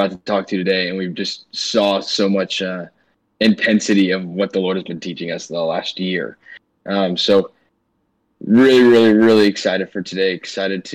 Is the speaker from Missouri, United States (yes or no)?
yes; St. Louis, Missouri, United States; I'm from St. Louis, go to Missouri Baptist University